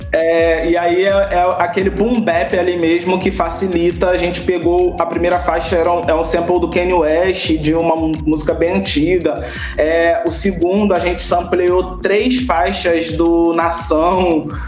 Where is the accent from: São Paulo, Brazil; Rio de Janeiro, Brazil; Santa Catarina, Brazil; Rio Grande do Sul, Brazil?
Rio de Janeiro, Brazil; moved away as an adult; now in Olinda, Brazil; sou do Rio de Janeiro, original, carioca.